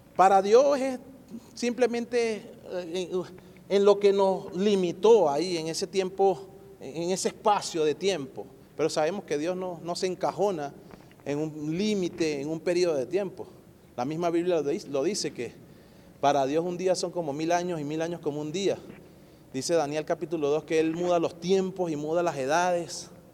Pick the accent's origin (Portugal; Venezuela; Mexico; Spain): Venezuela; now in Colorado, United States; yo como, venezolano